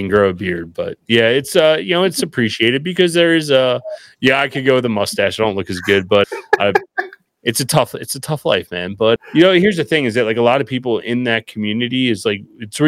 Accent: just outside of Philadelphia, Pennsylvania, United States; I'm actually just outside of Philadelphia, but our office is in Baltimore, Maryland

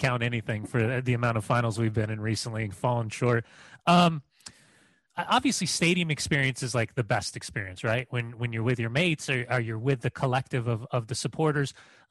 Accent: Southern California, United States; I grew up in Southern California, late 90s.

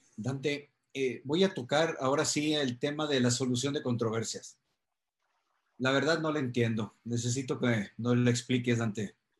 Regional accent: Culiacán, Sinaloa, Mexico; mi tierra, Culiacán

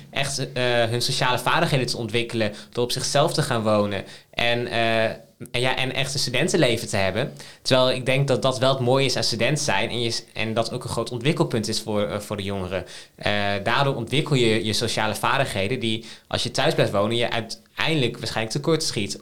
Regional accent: Emmen, Drenthe, Netherlands; moved away; ik ben, ben, geboren en getogen in Drenthe. Wat wij daar hebben in de gemeente Emmen is een jeugdparlement.

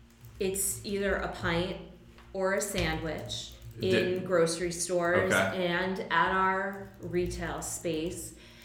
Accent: Connecticut, United States; moved away as an adult; now in Philadelphia, United States; I'm from Connecticut originally.

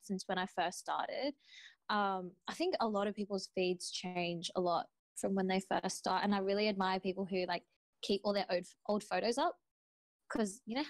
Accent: Sydney, New South Wales, Australia; I'm from Sydney, Australia

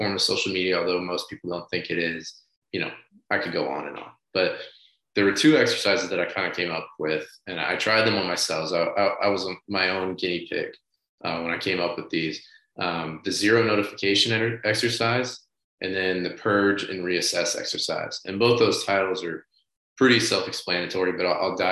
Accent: St. Louis, Missouri, United States; moved away; I'm from St. Louis originally. I have a lot of childhood friends that still live back there

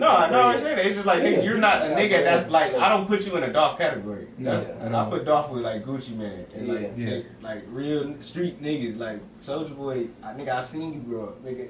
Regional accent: Long Beach, California, United States; I'm from Long Beach

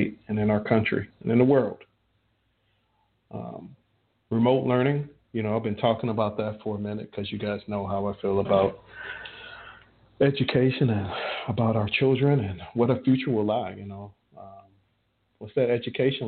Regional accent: Chicago, Illinois, United States; I'm from Chicago

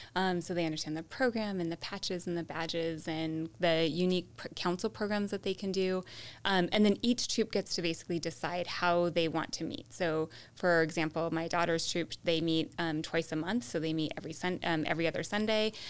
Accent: California, United States; I was born in California, I grew up in California

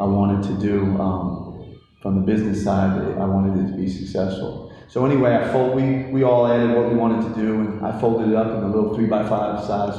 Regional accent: Hillsborough, New Jersey, United States; also born or lived in Bronx, New York; now in Greensboro, United States; I grew up in Hillsborough, New Jersey.

